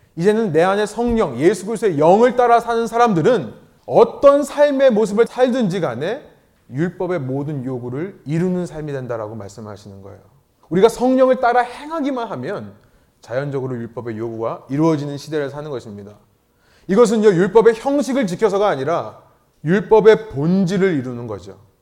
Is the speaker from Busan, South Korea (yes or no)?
no; Seoul, South Korea; moved away as an adult; 저도 강남 출신인데